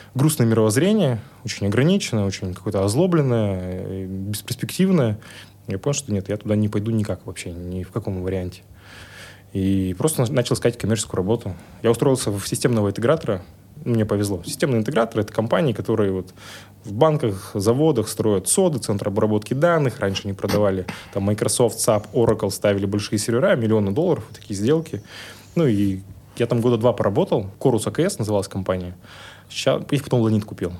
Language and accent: Russian; Yekaterinburg, Sverdlovsk Oblast, Russia; я классический пацан из Екатеринбурга